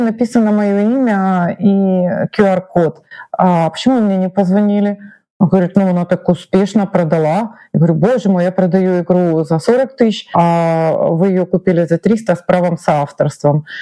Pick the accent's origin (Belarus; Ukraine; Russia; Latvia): Ukraine